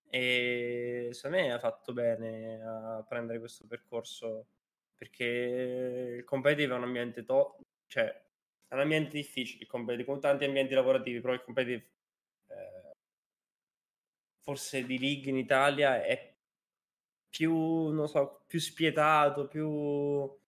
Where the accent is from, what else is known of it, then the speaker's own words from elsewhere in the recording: Spain; Italian is a second language; l'anno scorso, per io sono di Spagna